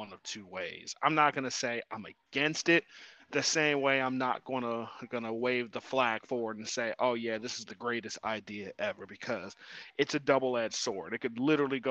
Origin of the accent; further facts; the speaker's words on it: Ohio, United States; I'm from Ohio